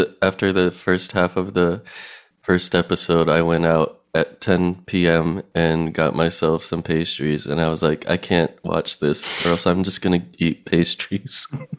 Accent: Pennsylvania, United States; I grew up in Pennsylvania

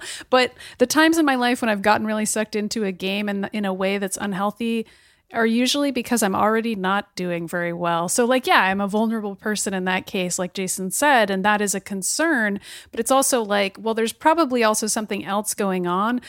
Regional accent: Boston, Massachusetts, United States; my hometown of Boston

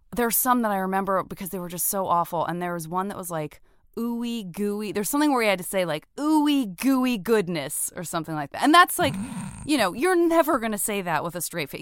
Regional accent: Tucson, Arizona, United States; I'm from Tucson

